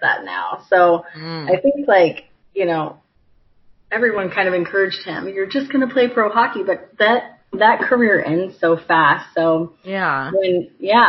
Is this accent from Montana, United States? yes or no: no; Carmel, Indiana, United States; also born or lived in Michigan; I am from Carmel. I grew up there and went to Carmel High School.